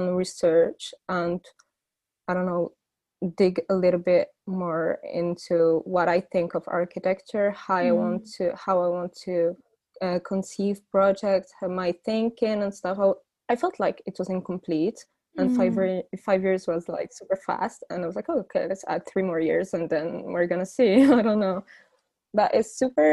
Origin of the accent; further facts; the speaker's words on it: Morocco; moved away as an adult; also born or lived in Warsaw, Poland; now in Paris, France; I grew up in Morocco and then I went for Paris to study architecture.